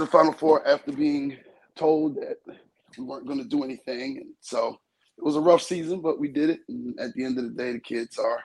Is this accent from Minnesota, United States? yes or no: no; New York, New Jersey, United States; I grew up in New Jersey, New York and New Jersey